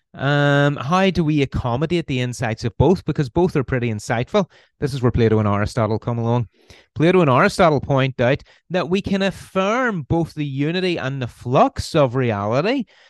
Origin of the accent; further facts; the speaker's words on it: Belfast, Northern Ireland, United Kingdom; accent: Irish; you can probably tell by the accent I'm Irish. I'm from Northern Ireland, uh, originally from Belfast. So I was born in Belfast in 1983